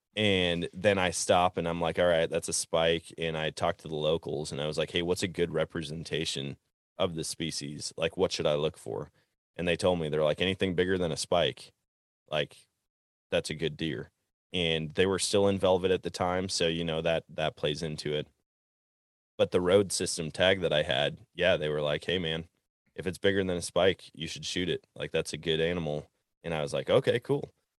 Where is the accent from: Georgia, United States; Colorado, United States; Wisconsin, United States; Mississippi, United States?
Wisconsin, United States; And growing up in Wisconsin, it seemed like everybody had kind of the same strategy